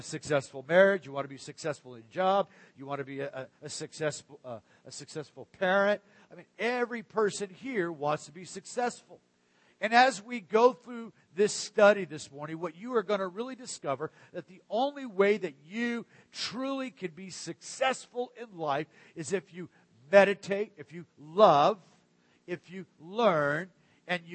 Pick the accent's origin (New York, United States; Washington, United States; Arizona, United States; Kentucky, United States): Arizona, United States; also born or lived in Pacific Northwest; now in Central Florida, United States; the kind of rock that I grew up with in Arizona or when we lived in the Great Northwest.